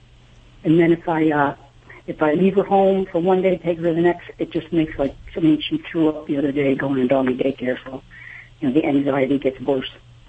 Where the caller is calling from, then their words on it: Albany, New York, United States; I'm in Albany, New York.